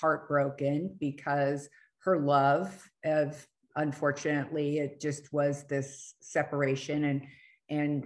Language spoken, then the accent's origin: English; California, United States; we're both from California